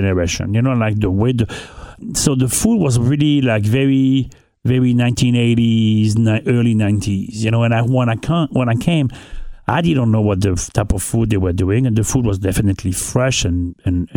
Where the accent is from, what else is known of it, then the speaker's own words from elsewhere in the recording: northern France, France; English is a second language; moved away as an adult; also born or lived in Anguilla / New York City; now in Cincinnati, United States; I grew up in North of France.